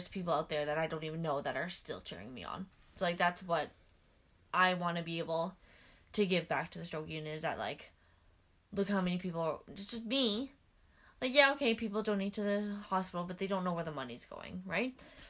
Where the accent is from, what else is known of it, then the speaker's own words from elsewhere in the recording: Regina, Saskatchewan, Canada; moved away; also born or lived in Edmonton / St. Albert / Vermilion / Winnipeg; I grew up in Regina.